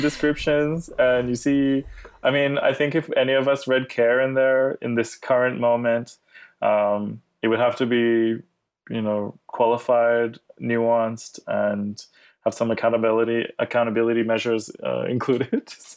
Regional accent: Australia; I grew up in Australia as well

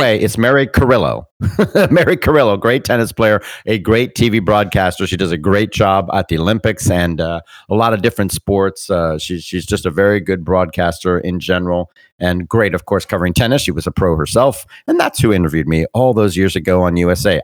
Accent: Bermuda; I'm a British British person. I was born in Bermuda.

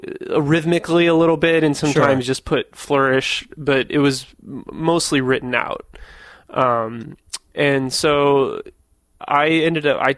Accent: Missouri, United States; moved away; I grew up in Missouri

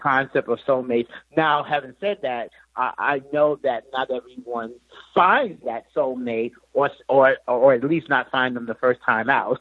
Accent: New York City, New York, United States; growing up in Queens, New York

